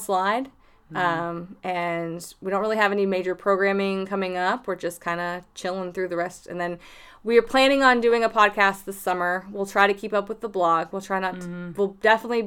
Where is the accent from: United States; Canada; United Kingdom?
United States; Minerva, Ohio; moved away; where I'm from it's called Minerva, Ohio